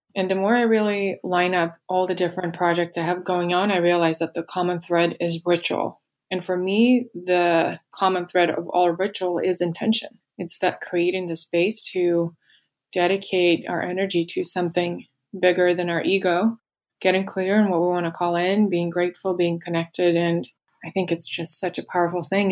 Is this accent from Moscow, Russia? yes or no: yes; Moscow, Russia; moved away; I grew up in Russia in Moscow, and I just never felt like I belonged there